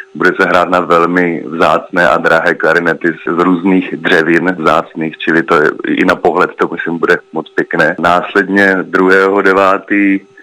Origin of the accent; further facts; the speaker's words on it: Czechia; my jsme obecně velmi hudební národ